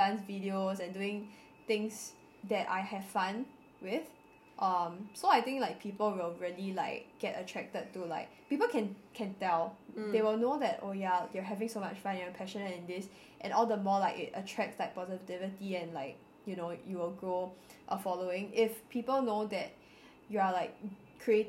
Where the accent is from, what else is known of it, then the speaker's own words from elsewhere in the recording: Singapore; as a Singaporean